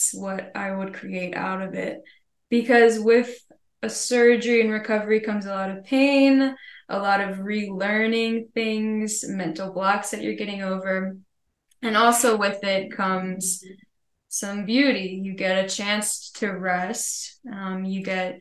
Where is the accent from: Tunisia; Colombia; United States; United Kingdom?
United States; Baltimore, Maryland; also born or lived in St. Mary's City, Maryland; now in Jackson Hole area, United States; I'm from Baltimore